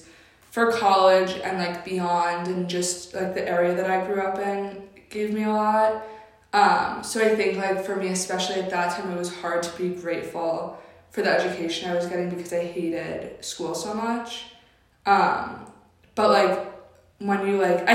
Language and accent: English; Connecticut, United States; moved away; I grew up in Connecticut